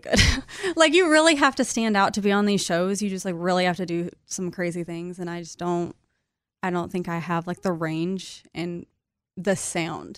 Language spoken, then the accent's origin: English; Kansas, United States; moved away; I'm from Kansas